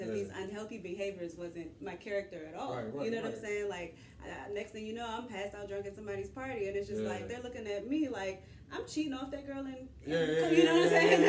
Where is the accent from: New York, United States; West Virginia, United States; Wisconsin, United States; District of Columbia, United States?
District of Columbia, United States; Washington; also born or lived in Miami; I grew up in Southeast D.C.